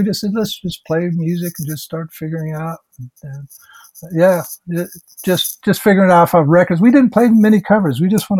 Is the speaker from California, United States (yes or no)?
yes; Los Angeles, California, United States; also born or lived in Fairfield, California / Wyoming / Colorado / Puerto Rico; Well, I'm an Air Force brat. I was born in Fairfield, California, moved to, you know, Wyoming, Colorado, Puerto Rico, Nebraska, New Jersey, and then I finally moved to L.A. in 1970.